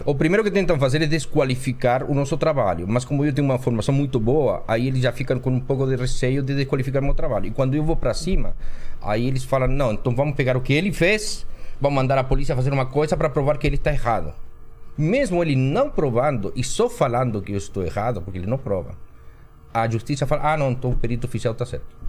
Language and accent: Portuguese; Chile; moved away as an adult; now in Brazil; Eu vim do Chile